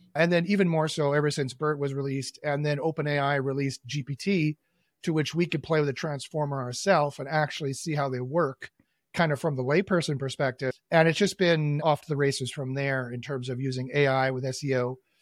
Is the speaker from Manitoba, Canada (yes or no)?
yes; Winnipeg, Manitoba, Canada; also born or lived in Toronto; I was born and raised in Winnipeg